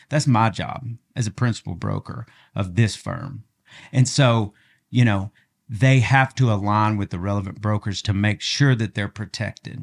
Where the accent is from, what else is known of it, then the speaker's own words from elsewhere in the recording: Augusta, Arkansas, United States; now in Northwest Arkansas, United States; I'm from Augusta. It's just like a little farm town